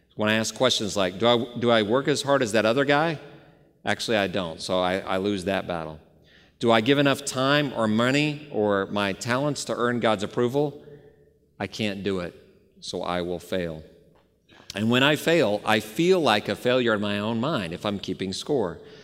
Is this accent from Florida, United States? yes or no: no; Dallas, Texas, United States; moved away; I grew up in the Bible Belt about thirty years ago, Dallas, Texas, and I had a great home church